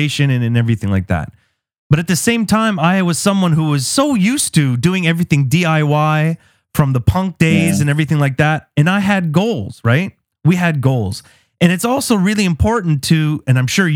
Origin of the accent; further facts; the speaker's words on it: Canada; as a Canadian